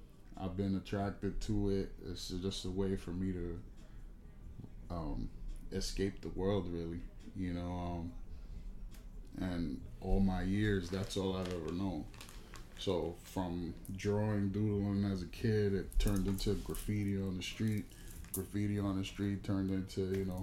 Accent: Haverstraw, New York, United States; now in Orange County, New York, United States; I'm originally from Rockland County, New York, a small town called Haverstraw

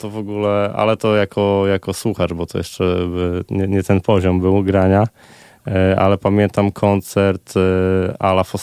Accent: Olsztyn, Warmian-Masurian Voivodeship, Poland; moved away as an adult; Urodziłem się w Olsztynie i tutaj e, aż do końca liceum byłem.

